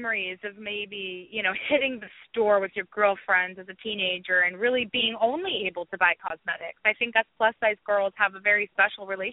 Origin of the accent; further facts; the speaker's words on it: Orange County, California, United States; I'm so thankful to be from Orange County